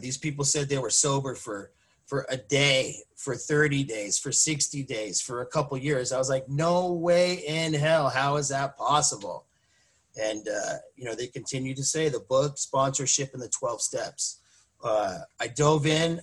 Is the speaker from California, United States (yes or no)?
yes; Mission Viejo, California, United States; moved away as an adult; now in Lake Elsinore, United States; I grew up in Mission Viejo. Uh, I lived there most of my life